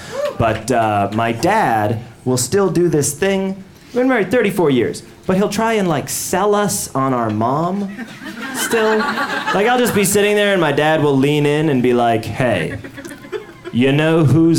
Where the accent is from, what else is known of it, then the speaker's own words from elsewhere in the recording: Chicago, Illinois, United States; moved away; I grew up in Chicago, Illinois. My parents still live there.